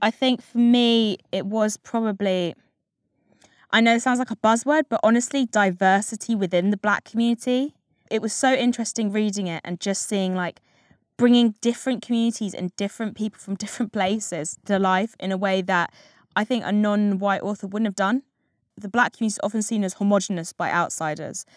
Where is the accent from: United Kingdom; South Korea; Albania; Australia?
United Kingdom; England; I happened to be English, white English mixed race.